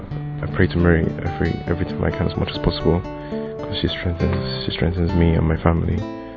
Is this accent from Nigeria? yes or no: yes; Nigeria; moved away as an adult; now in Birmingham, United Kingdom; I'm from Nigeria. I'm just starting my undergrad in Birmingham, and I pray to Mary every time I can as much as possible